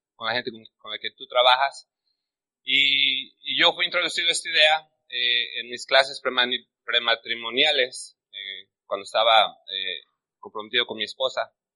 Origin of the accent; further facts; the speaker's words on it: Mexico; now in United States; yo me refiero a México como la tierra de los valientes. Eh, yo creo porque yo nací ahí